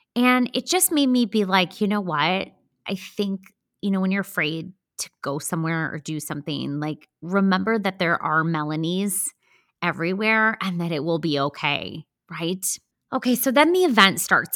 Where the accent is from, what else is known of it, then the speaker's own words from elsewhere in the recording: Chicago suburbs, Illinois, United States; moved away as an adult; also born or lived in Wisconsin; now in Charlotte, United States; I'm from the Chicago suburbs